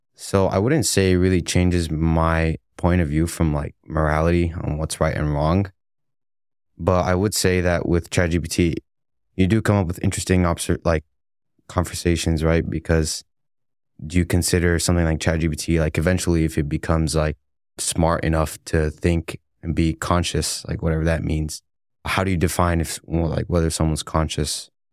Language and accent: English; McAllen, Texas, United States; now in Dallas, United States; I'm from McAllen, Texas, but my parents are originally from Egypt.